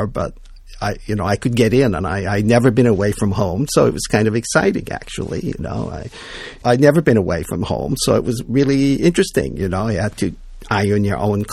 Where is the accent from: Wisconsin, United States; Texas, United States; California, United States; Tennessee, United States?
Wisconsin, United States; Beloit; I grew up in Beloit, Wisconsin, a little blue-collar town.